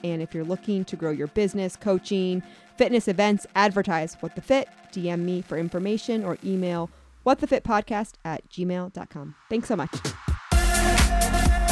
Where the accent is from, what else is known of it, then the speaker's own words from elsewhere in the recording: Atlantic City, New Jersey, United States; moved away; also born or lived in Northeast Ohio; I grew up in Atlantic City